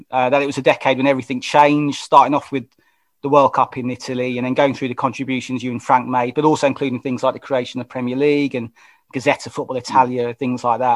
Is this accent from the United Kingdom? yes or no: yes; London, United Kingdom; now in South London, United Kingdom; I'm from Wembley originally